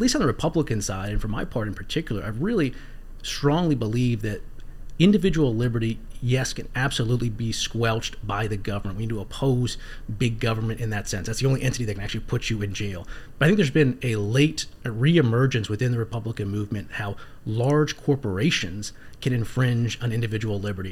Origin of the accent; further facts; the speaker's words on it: Northern Virginia, United States; also born or lived in South Carolina; growing up in Northern Virginia